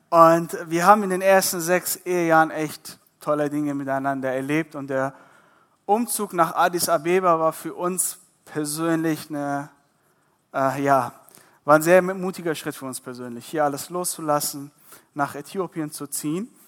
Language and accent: German; Iran; born there; Ihr müsst verstehen, ich bin gebürtiger Iraner.